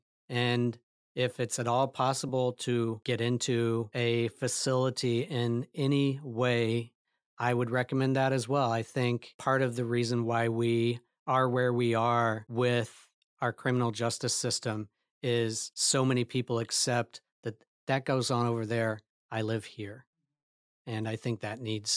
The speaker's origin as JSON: {"language": "English", "town": "Lawrence", "region": "Kansas", "country": "United States", "tie": "born or raised there", "said": "I grew up in Lawrence, Kansas."}